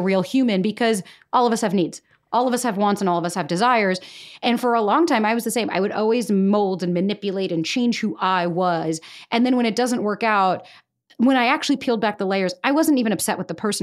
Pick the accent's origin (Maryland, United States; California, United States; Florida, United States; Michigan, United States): Florida, United States; moved away as an adult; now in New York, United States; born and raised in Florida